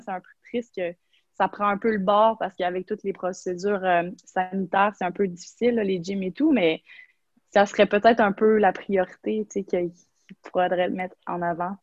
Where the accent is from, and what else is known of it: Quebec, Canada